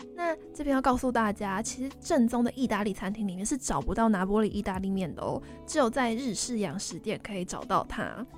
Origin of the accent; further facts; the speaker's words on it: Chiayi, Taiwan; 我是嘉义人